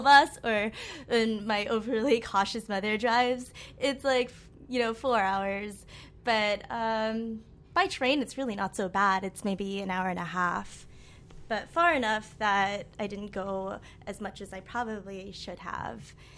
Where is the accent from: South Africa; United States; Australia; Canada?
United States; Amherst, Massachusetts; now in New York, United States; I grew up in Amherst, Massachusetts, which is a really small liberal town in Western Mass